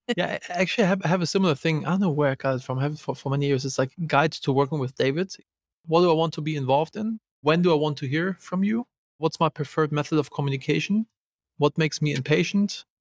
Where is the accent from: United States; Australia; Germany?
Germany; I'm from Germany.